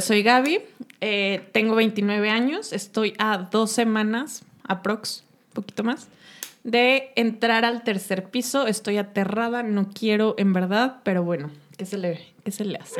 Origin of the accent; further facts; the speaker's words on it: Uruapan, Michoacán, Mexico; moved away as an adult; also born or lived in Mexico City, Mexico; now in Guadalajara, Mexico; Nosotras somos de Uruapan, Michigan, eh, el territorio del, del, aguacate, pero nos venimos a estudiar acá a Guadalajara